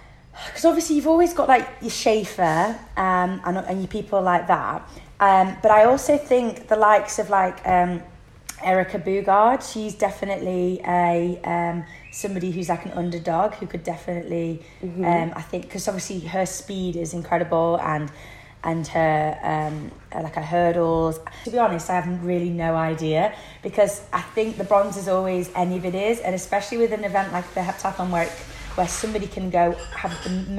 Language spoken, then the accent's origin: English; United Kingdom; I'm a Brit